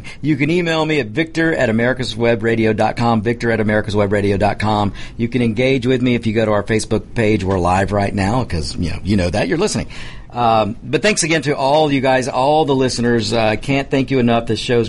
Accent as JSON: {"language": "English", "town": "Atlanta", "region": "Georgia", "country": "United States", "tie": "born or raised there", "said": "my hometown Atlanta Braves"}